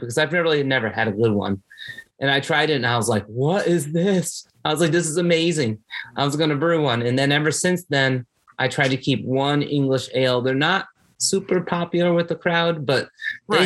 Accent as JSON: {"language": "English", "town": "Bridgeport", "region": "Connecticut", "country": "United States", "tie": "born or raised there", "also_born_or_lived": "Gettysburg, Pennsylvania / Wake Forest / Baltimore", "moved": "as an adult", "lives_now": "Lexington, United States", "said": "so originally, I'm from New England. I'm born and raised in Connecticut. I was born in Bridgeport, Connecticut"}